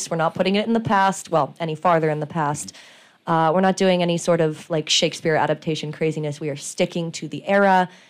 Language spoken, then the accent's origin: English; Portland, Oregon, United States; moved away as an adult; also born or lived in Salem, Oregon; now in New York, United States; I'm from Portland, Oregon, originally. I've lived in Salem, Oregon, for a good couple of years at this point